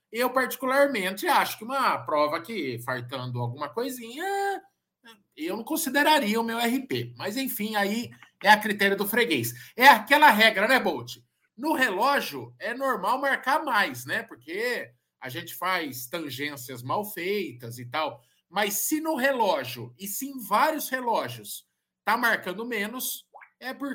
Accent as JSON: {"language": "Portuguese", "town": "Sorocaba", "region": "São Paulo", "country": "Brazil", "said": "Muita gente me mandando mensagem hoje, porque a gente é de Sorocaba e não sei o quê."}